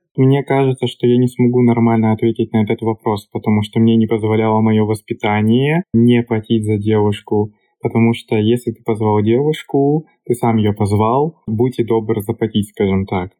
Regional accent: Russia; moved away as an adult; now in Czech Republic; я из России, изучаю чешский

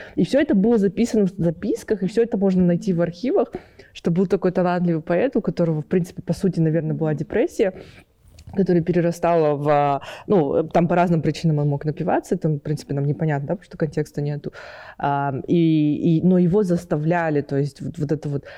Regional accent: Kazakhstan

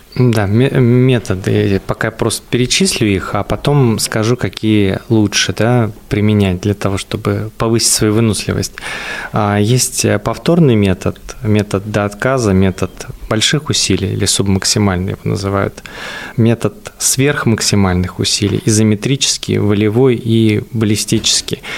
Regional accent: Buryatia, Russia; moved away; я вообще из Бурятии, то получается, у нас, э, вообще очень холмистая местность была

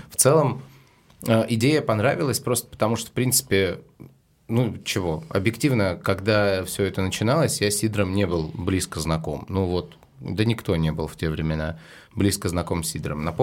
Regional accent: Severomorsk, Murmansk Oblast, Russia; now in Saint Petersburg, Russia; Я из Североморска.

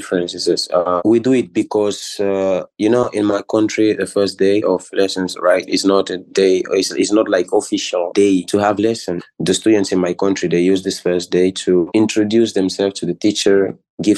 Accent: Equatorial Guinea; moved away as an adult; now in Russia; I'm from Equatorial Guinea.

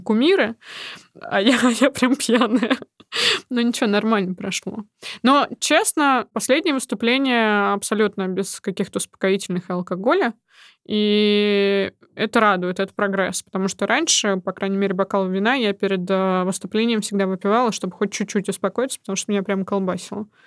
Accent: Nizhny Novgorod, Nizhny Novgorod Oblast, Russia; moved away as an adult; now in Moscow, Russia; в моем родном городе, в Нижнем Новгороде

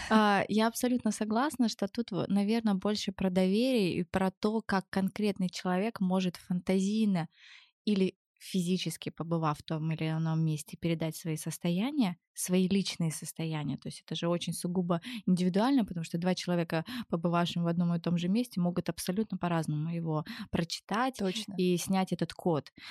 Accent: Germany; born there; Это так сложно, потому что я, в принципе, я родилась в Германии.

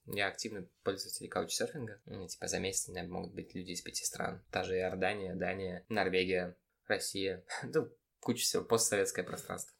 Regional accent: Babruysk, Mogilev Region, Belarus; moved away; also born or lived in Minsk; Я сам родом из Бобруйска

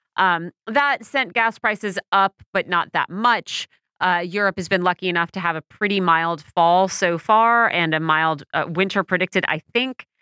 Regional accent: United States; As an American

